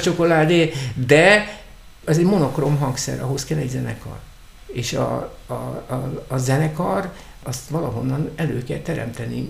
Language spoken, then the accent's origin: Hungarian; Budapest, Hungary; én Lőrincen nevelkedtem